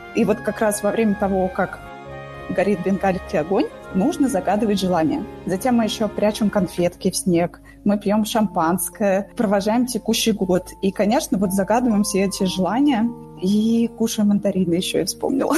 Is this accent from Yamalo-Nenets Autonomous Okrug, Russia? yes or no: no; Moscow, Russia; я родилась, выросла и живу в Москве